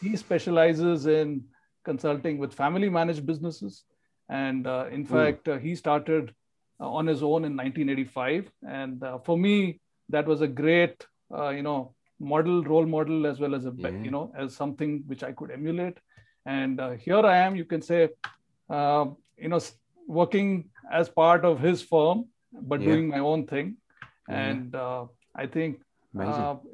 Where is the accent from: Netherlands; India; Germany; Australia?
India; also born or lived in north of India; now in Bangalore, India; I was, born and brought up in India. I've stayed in the south of India, in the north of India, and finally, over the last 40 years, I've been in the south. My hometown is hours away from Bangalore